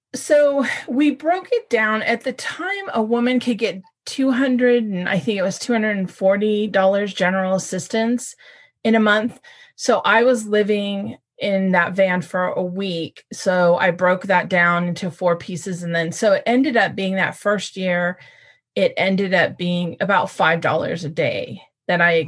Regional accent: California, United States; Born and raised in California

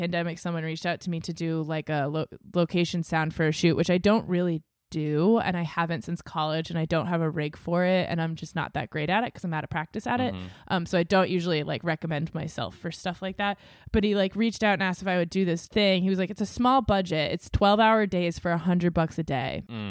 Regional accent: New England, United States; it's like growing up in New England, there was always a raincoat in the car

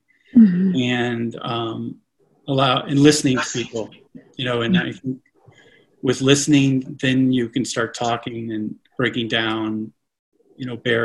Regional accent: Connecticut, United States; also born or lived in Oklahoma; exploring out in the woods, the streams and stuff that we lived around in Connecticut when we moved there from Oklahoma

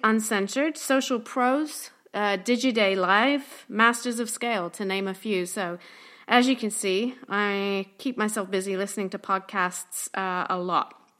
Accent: London, United Kingdom; moved away as an adult; now in Tampa, United States; I'm from London, England, but have been living and working in Tampa, Florida for about twenty-three years.

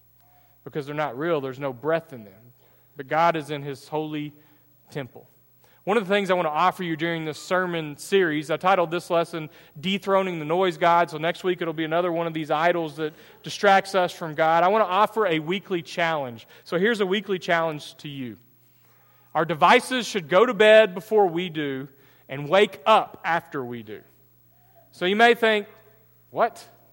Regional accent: Texas, United States; I'm East Texan.

